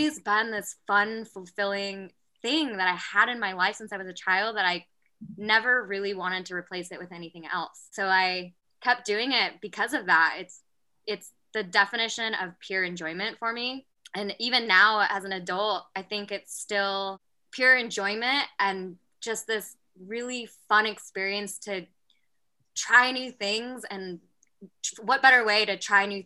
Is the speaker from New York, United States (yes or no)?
no; Whitehall, Montana, United States; moved away as an adult; now in Washington, United States; So I actually grew up in Montana, in a little town called Whitehall, Montana, which is east of Butte